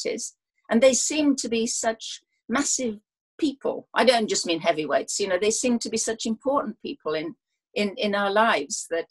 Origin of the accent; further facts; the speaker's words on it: South Wales, United Kingdom; I come from South Wales, and boxing matters in South Wales quite a lot